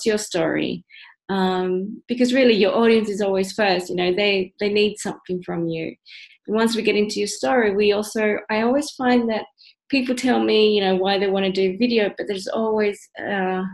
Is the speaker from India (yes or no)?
no; Australia; moved away as an adult; also born or lived in Central America; now in Netherlands; I grew up in Australia, moved to the Netherlands, but I was born in Central America